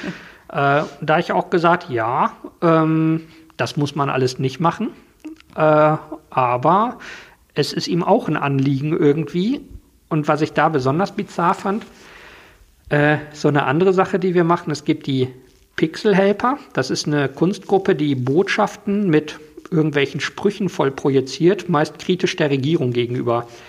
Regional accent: Germany; als Deutscher

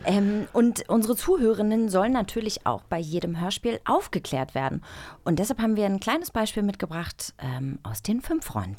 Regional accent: Baltic Sea coast, Germany; Ich bin an der Ostsee aufgewachsen

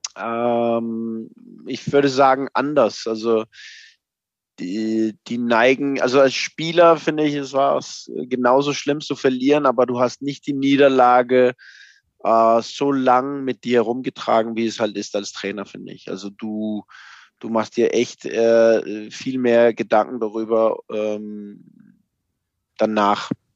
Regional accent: Copenhagen, Capital Region of Denmark, Denmark; German is a second language; moved away as an adult; now in Mainz, Germany; ich bin aufgewachsen in Kopenhagen

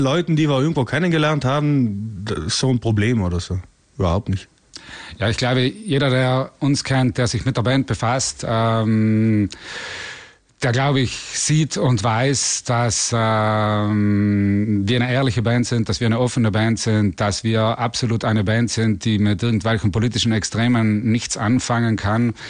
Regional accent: South Tyrol, Trentino-Alto Adige, Italy; wir kommen ja aus Südtirol, also aus Italien

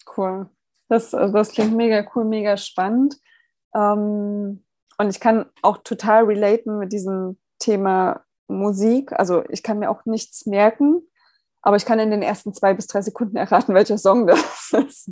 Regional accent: Germany; wir als Deutsche

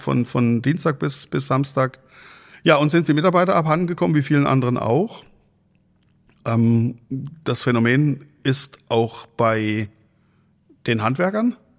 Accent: Freiburg im Breisgau, Baden-Württemberg, Germany; moved away as an adult; now in Husum, Germany; Ich komme eigentlich gebürtig aus Freiburg im Breisgau

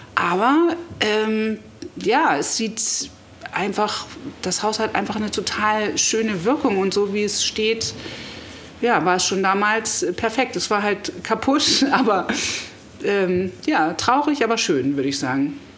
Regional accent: Hamburg, Germany; moved away; Aber geboren bin ich in Hamburg, auch meine Eltern sind gebürtige Hamburger, also ich bin wirklich Hamburgerin

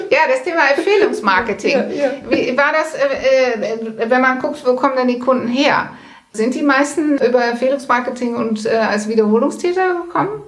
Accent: Netherlands; German is a second language; ich selber als Holländerin, äh, die haben ja die in der, während der Pandemie die große Schilder aufgestellt

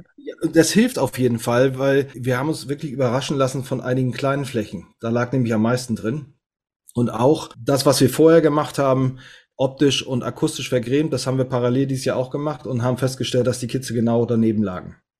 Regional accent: Northern Germany, Germany; bin Norddeutscher

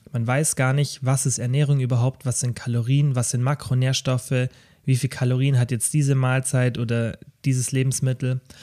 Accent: Kempten, Bavaria, Germany; also born or lived in Stuttgart; in meiner Heimatstadt Kempten

